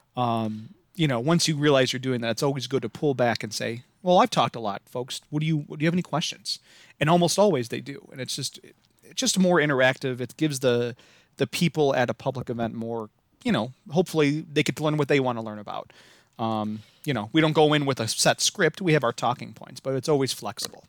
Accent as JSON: {"language": "English", "region": "Midwest", "country": "United States", "accent": "Midwest", "said": "if you couldn't tell from my, uh, atrocious accent, I am from the Midwest"}